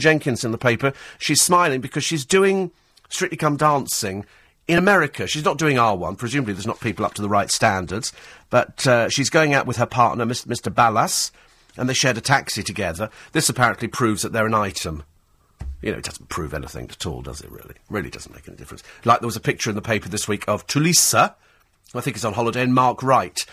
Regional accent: United Kingdom; I'm British

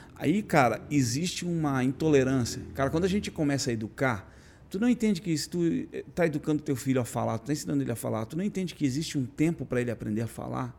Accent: Brazil; eu nasci no Brasil

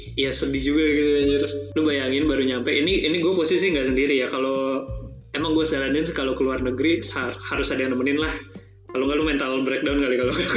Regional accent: Indonesia; moved away as an adult; now in Limoges, France; gue dari Indonesia

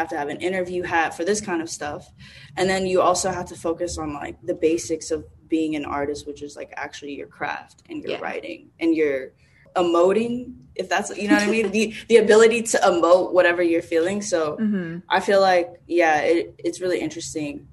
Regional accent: Dallas, Texas, United States; now in New York City, United States; I'm from Dallas, Texas

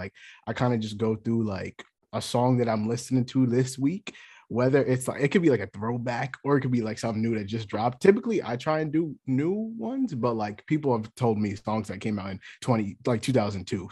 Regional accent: New York, United States; I'm from New York.

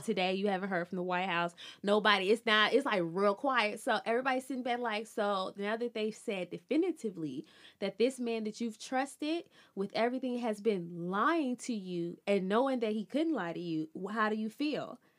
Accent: Birmingham, Alabama, United States; I'm from Birmingham

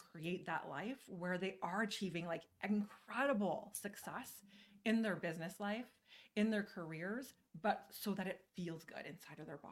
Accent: Canada; also born or lived in Calgary, Alberta; I am your Canadian friend. I am here in Calgary

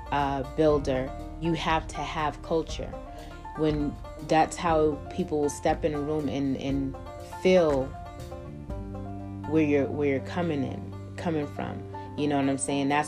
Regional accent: Boston, Massachusetts, United States; That's why it's hard now for people to even notice that I'm from Boston, Massachusetts. They won't really pick it up as much because I travel so much.

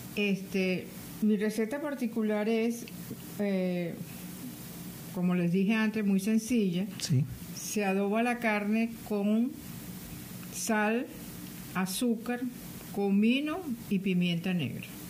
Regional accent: Caracas, Capital District, Venezuela; Yo como buena caraqueña

